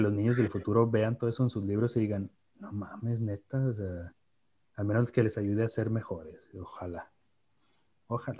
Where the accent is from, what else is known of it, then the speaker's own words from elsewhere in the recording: Mexico; somos mexicanos